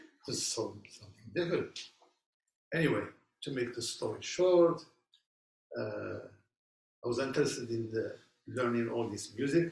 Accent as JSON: {"language": "English", "town": "Casablanca", "region": "Casablanca-Settat", "country": "Morocco", "moved": "yes", "lives_now": "United States", "said": "I'm originally from Morocco, from the city of Casablanca"}